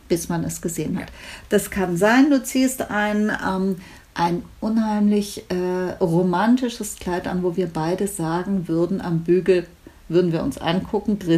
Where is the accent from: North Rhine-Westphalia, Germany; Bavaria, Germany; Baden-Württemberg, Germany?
Baden-Württemberg, Germany; Stuttgart; ich komme aus Stuttgart